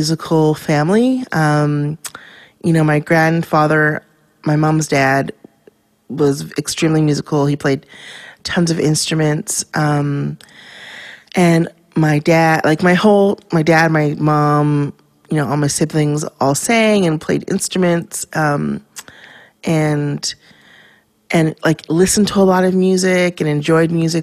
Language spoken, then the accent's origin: English; Vancouver, British Columbia, Canada; I was born and raised in Vancouver, Canada, in East Van.